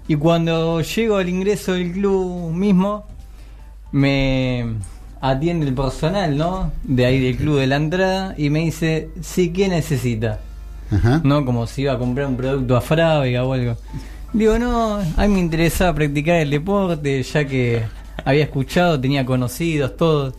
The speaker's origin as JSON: {"language": "Spanish", "town": "Lomas de Zamora", "region": "Buenos Aires Province", "country": "Argentina", "said": "yo eh, soy de Lomas de Zamora"}